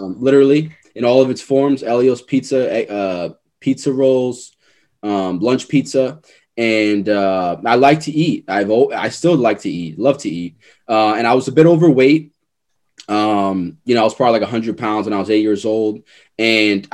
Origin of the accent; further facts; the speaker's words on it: New York City, New York, United States; I'm from Forest Hills, New York, that Regal Park. That's where I'm originally from